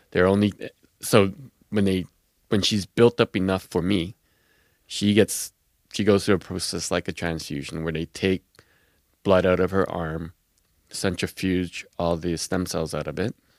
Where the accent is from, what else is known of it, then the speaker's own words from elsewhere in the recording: Quebec City, Quebec, Canada; I grew up in Quebec City, which was ma-, mainly Protestant